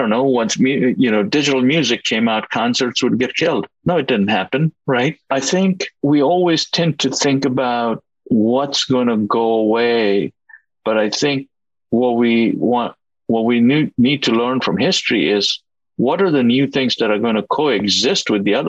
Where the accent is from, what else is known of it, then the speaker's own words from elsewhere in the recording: India; moved away; I was born and I grew up in India, a country that was very different from what it is today.